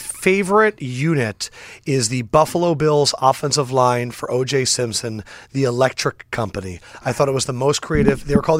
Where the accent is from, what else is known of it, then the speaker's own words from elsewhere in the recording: China; now in Philadelphia, United States; I grew up in China before moving to Philly.